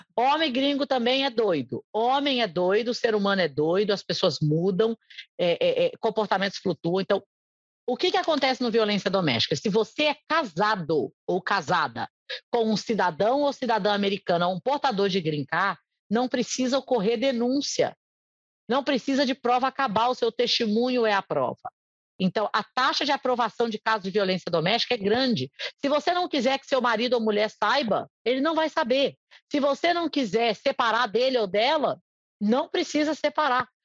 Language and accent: Portuguese; Brazil; first language Portuguese; moved away as an adult; now in United States; o português é minha língua pátria